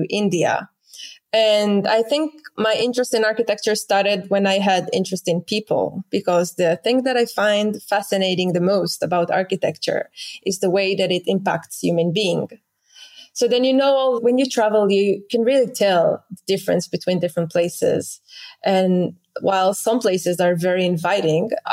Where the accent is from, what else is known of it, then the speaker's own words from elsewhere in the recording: Israel; moved away as an adult; I grew up in Israel